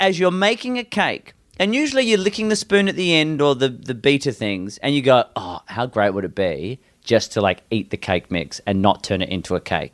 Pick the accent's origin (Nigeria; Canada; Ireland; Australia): Australia; West Coast of Australia, Western Australia; I'm from the West Coast of Australia